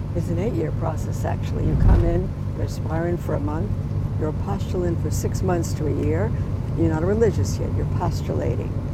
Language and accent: English; New York, United States; I'm a New Yorker